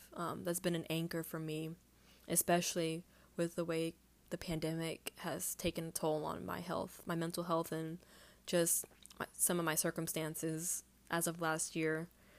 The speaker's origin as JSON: {"language": "English", "town": "Houston", "region": "Texas", "country": "United States", "tie": "born or raised there", "said": "I think that growing up in Houston was hard, and that was something I never understood"}